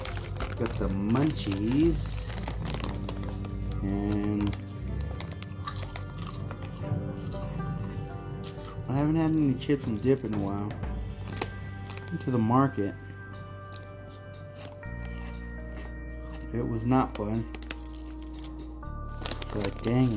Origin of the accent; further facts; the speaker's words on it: United States; I'm just an American